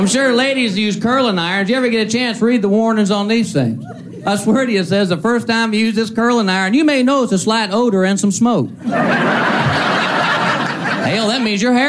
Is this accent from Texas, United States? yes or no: yes; Texas, United States; moved away as an adult; I'm originally from Texas. I was born. I like being from there. I like being from Texas because you grow up with their little Texas sayings.